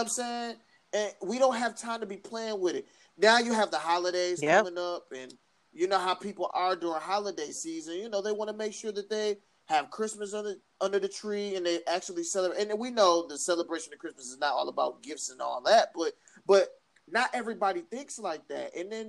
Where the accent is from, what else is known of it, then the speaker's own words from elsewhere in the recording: United States; I'm American